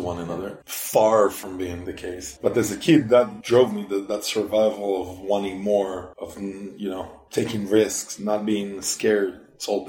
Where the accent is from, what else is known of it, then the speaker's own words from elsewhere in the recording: Israel; also born or lived in Singapore / Belgium / Germany / Sweden; now in United States; I'm from Israel originally